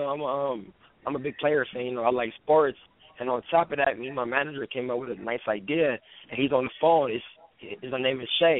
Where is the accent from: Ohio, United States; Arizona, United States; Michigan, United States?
Arizona, United States; Phoenix; born and raised in Phoenix, Arizona